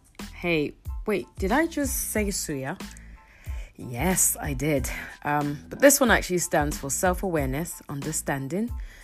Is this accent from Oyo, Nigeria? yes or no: yes; Ibadan, Oyo, Nigeria; now in London, United Kingdom; I was born and raised in Ibadan, Nigeria in 19... Let's not go there. Currently living in the abroad, aka Jand, aka London.